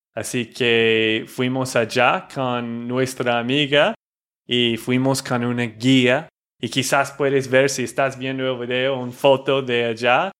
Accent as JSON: {"language": "Spanish", "region": "Texas", "country": "United States", "said": "de Texas, Estados Unidos"}